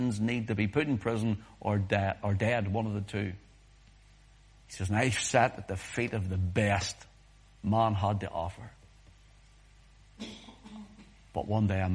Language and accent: English; Whitewell, Northern Ireland, United Kingdom; we were growing up in Whitewell